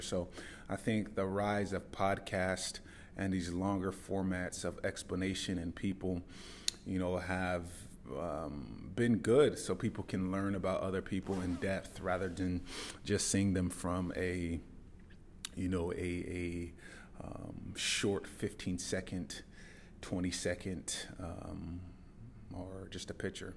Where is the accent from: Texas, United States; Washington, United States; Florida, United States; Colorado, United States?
Washington, United States; Tacoma; moved away as an adult; now in Dubai, United Arab Emirates; I grew up in the Pacific Northwest. For any of you that know Mount Rainier, I lived there until I was about eighteen years old